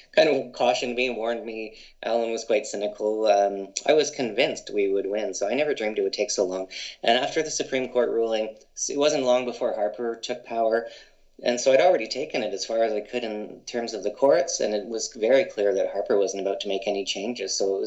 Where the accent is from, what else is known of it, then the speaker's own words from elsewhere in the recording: London, Ontario, Canada; moved away as an adult; also born or lived in British Columbia; growing up in London, Ontario